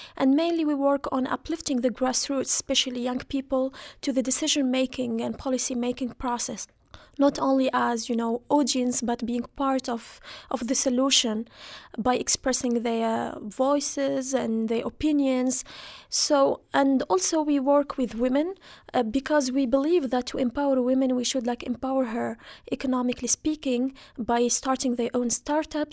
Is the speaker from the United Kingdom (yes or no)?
no; Kasserine, Kasserine Governorate, Tunisia; I come from Catherine, which was one, one of those regions who started, you know, the blazes of the revolution.